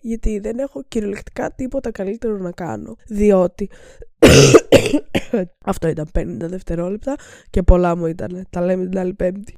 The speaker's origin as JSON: {"language": "Greek", "country": "Greece", "said": "σαν Έλληνες"}